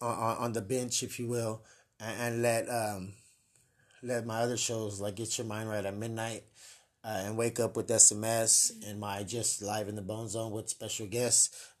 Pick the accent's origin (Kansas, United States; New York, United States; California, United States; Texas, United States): Texas, United States; Helotes; Helotes. Yes, hi, welcome. I'm from Helotes. No, but Helotes is cool, though. Shout out to anybody from Helotes.